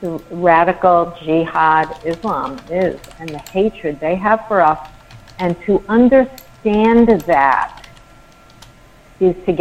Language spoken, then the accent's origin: English; New York, United States; I'm a New Yorker